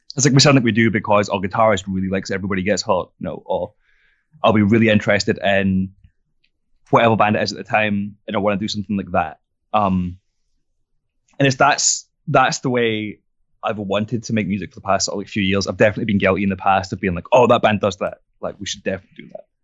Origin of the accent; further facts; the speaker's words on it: southern France, France; moved away as an adult; now in Glasgow, United Kingdom; I grew up in France, so it's probably, like, four or five hours on the plane, maybe a bit less, and, uh, it's just south of France